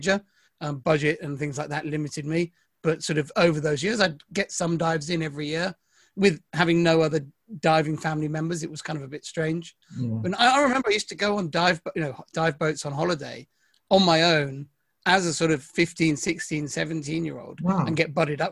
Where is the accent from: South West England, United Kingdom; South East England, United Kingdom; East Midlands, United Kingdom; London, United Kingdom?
South West England, United Kingdom; Devon; And actually I grew up in Devon.